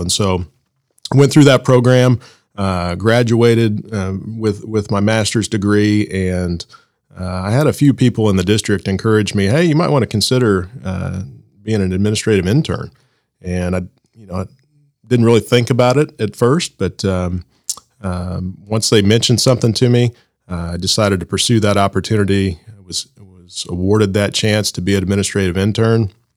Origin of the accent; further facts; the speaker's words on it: Blue Springs, Missouri, United States; I was born and raised in Blue Springs. Uh, went to Blue Springs schools from kindergarten through uh, graduation at Blue Springs High School